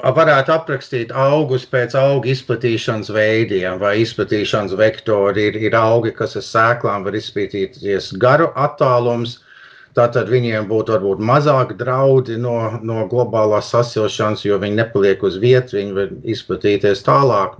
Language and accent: Latvian; Toronto, Ontario, Canada; es piedzimu Toronto, un, un tajā laikā nu, tēvam nebija pastāvīgi darbs.